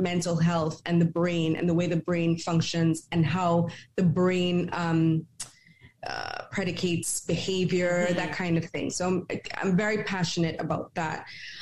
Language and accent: English; Trinidad & Tobago; I grew up in Trinidad and Tobago